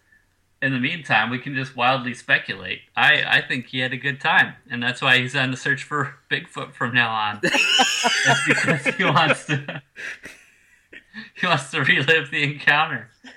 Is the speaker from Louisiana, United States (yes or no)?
yes; Louisiana, United States; I'm a Cajun.